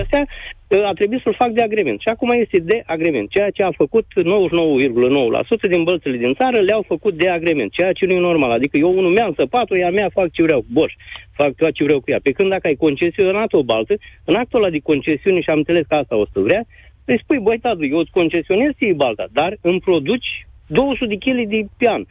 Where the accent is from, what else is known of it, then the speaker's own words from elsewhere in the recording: Galați, Galați County, Romania; eu sunt din Galați